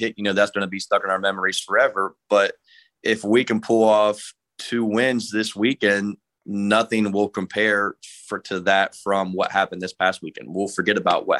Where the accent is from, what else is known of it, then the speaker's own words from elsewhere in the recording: Monroe County, Ohio, United States; my hometown, my area where I'm from, Monroe County